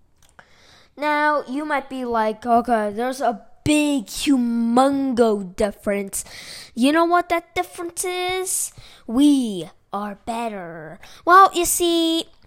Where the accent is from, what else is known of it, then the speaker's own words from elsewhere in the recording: California, United States; I don't come from China. I come from California